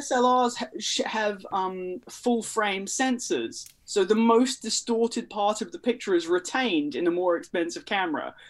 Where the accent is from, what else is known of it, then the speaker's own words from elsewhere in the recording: New Zealand; where I grew up in New Zealand